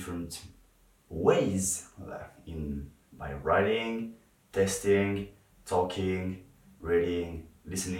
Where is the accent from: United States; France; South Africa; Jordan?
France; English is a second language; I'm not English. I'm French, and sometimes I struggle a bit to talk in English